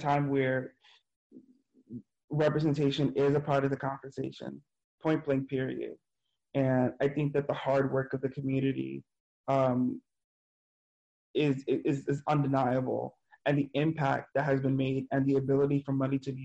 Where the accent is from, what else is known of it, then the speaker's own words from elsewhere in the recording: New York City, New York, United States; I'm from New York City.